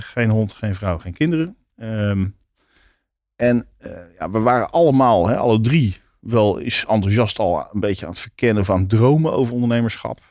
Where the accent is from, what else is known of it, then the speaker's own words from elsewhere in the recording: Leiden, South Holland, Netherlands; also born or lived in Bunschoten; ik ben in Leiden opgegroeid. Oké. Dus, geboren in Bunschoten